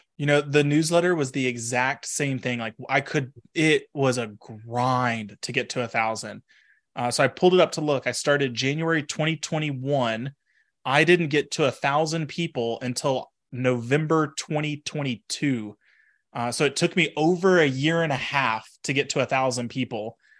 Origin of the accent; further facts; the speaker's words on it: Texas, United States; moved away as an adult; also born or lived in Washington; now in Pennsylvania, United States; I grew up in Texas, went to Washington for grad school